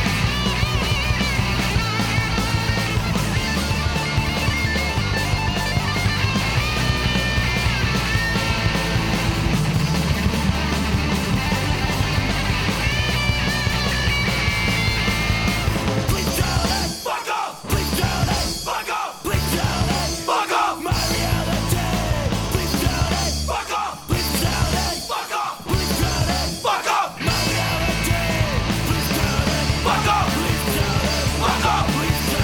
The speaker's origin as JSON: {"language": "English", "region": "New Jersey", "country": "United States", "tie": "born or raised there", "said": "my home state of New Jersey"}